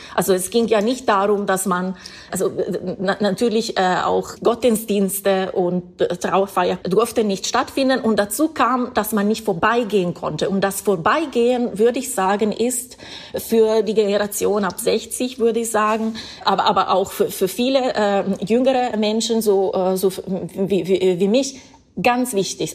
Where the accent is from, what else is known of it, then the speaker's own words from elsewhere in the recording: Dalmine, Lombardy, Italy; German is a second language; moved away; in meiner Heimatstadt, das ist ein Vorort von Bergamo, Dalmine, das ist direkt äh, nah an Bergamo